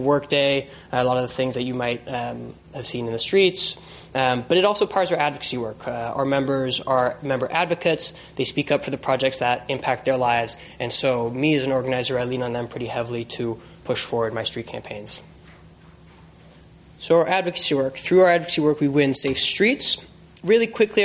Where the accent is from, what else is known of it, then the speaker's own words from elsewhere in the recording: San Francisco, California, United States; moved away as an adult; also born or lived in Los Angeles; being born and raised in San Francisco